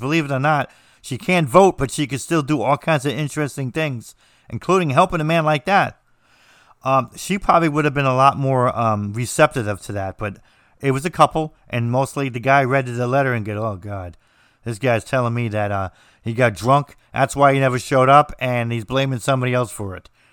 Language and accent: English; United States; I'm American